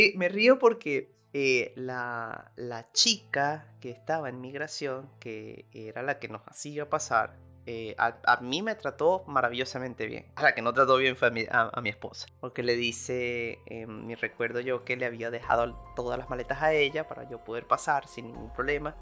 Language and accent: Spanish; Venezuela; now in Argentina; cada uno de nosotros como venezolanos